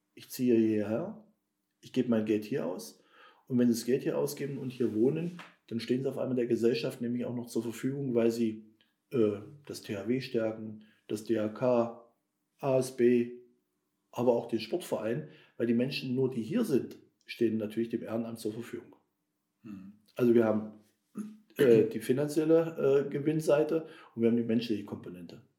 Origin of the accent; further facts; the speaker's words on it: Nienburg, Saxony-Anhalt, Germany; Wir haben in Nienburg, in meinem Geburtsort